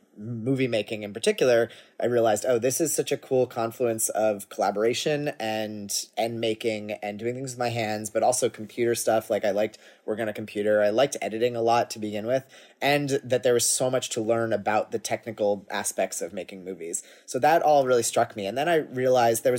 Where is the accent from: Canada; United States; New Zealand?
United States; Cambridge, Massachusetts; I grew up in Massachusetts in Cambridge.